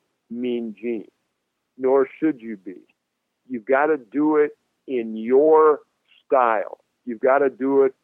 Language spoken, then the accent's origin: English; Minneapolis, Minnesota, United States; Minneapolis, my hometown